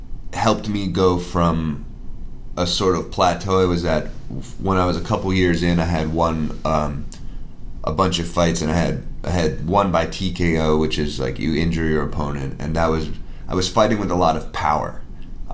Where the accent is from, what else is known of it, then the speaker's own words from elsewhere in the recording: Newton, Massachusetts, United States; also born or lived in Cambridge, Massachusetts / Framingham, Massachusetts / Pittsburgh; I was born in Cambridge, Central Square. Grew up in Newton mostly.